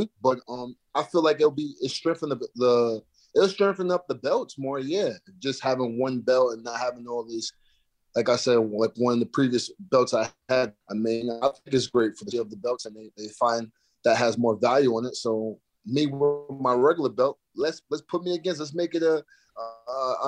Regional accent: Albany, New York, United States; moved away as an adult; also born or lived in South Florida / Marquette, Michigan; I'm from Albany, New York, but I've been in South Florida for the past 10 years

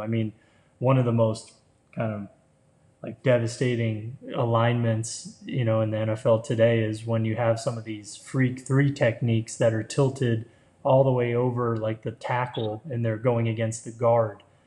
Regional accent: Florida, United States; I grew up in Florida

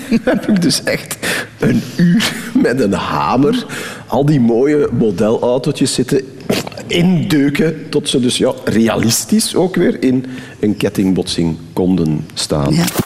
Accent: Temse, Flanders, Belgium; ik ben van Temse, van het Waasland

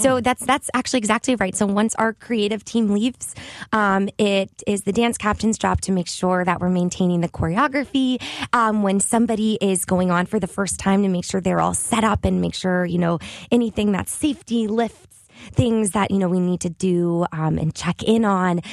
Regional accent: St. Louis, Missouri, United States; moved away; From when I was seven years old, I spent every summer at the Muni

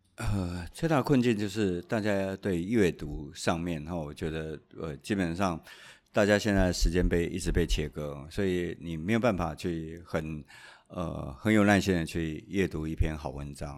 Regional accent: Taiwan; 我们台湾人

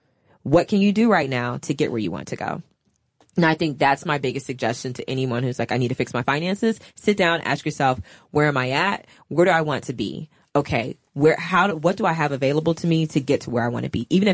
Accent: the South, United States; just sharing the goodies that I'm from the South.

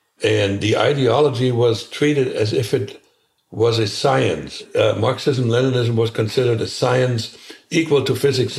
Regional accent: Germany; moved away as an adult; now in United States; Where I was born was in the Soviet-occupied part of Germany. Very, very poor, very rural.

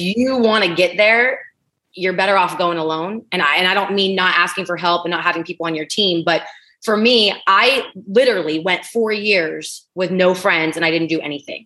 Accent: East Liverpool, Ohio, United States; moved away as an adult; also born or lived in Pittsburgh, Pennsylvania / Los Angeles; now in Delray Beach, United States; I was born in Pittsburgh, Pennsylvania. I lived in Ohio for the first 20, probably 20 years of my life

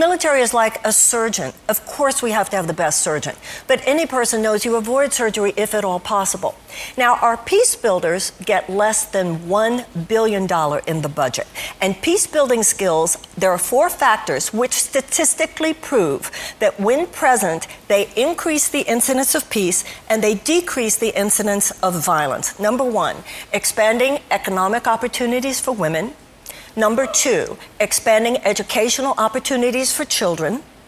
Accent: Texas, United States; Now, of course, I come from Texas.

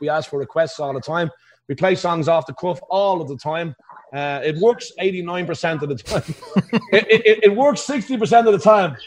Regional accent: Ireland; accent: Irish; now in Las Vegas, United States

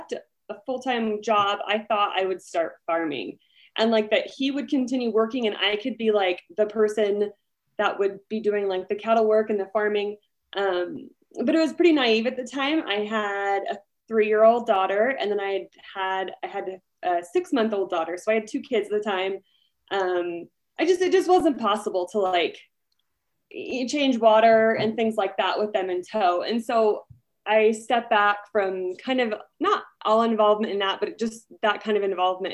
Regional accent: New Plymouth, Idaho, United States; now in Jerome, United States; I live right now in Jerome, Idaho, but I grew up near the Treasure Valley, or in New Plymouth, Idaho, which is near Boise.

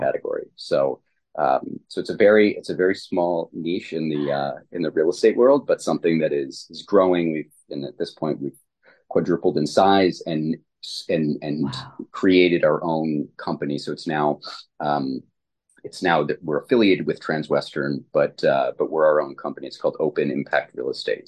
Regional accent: Ann Arbor, Michigan, United States; I was born and raised in the Ann Arbor, Ypsilanti area

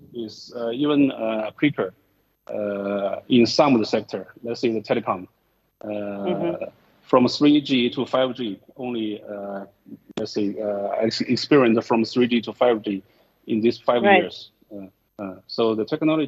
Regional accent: China; moved away as an adult; also born or lived in Japan; now in Ethiopia; Actually, I was born in China. I spent 20 years in China. Now I'm 44. Over half of my life, actually, I was in Japan.

